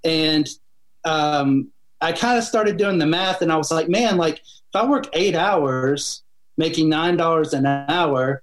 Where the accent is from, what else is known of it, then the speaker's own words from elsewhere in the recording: just north of Atlanta, Georgia, United States; born and raised in Georgia, just north of Atlanta. My whole family lives here. I've been here my whole life